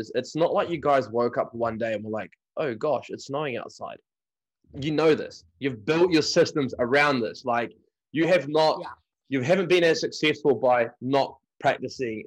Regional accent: New Plymouth, Taranaki, New Zealand; my hometown as well, New Plymouth

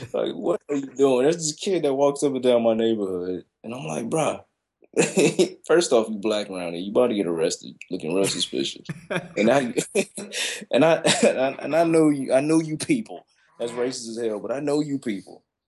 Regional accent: Chicago, Illinois, United States; now in Kansas, United States; I'm from Chicago. I'm a city boy

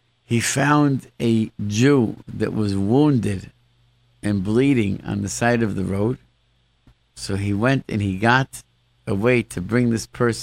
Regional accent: Rochester, New York, United States; growing up in Rochester, where I grew up

